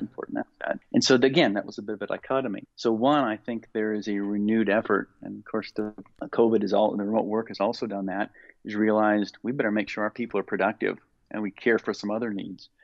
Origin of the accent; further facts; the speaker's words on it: Indiana, United States; Growing up in Indiana and playing basketball